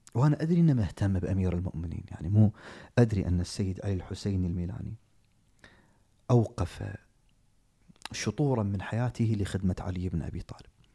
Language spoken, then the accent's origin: Arabic; Kuwait; عندنا في الكويت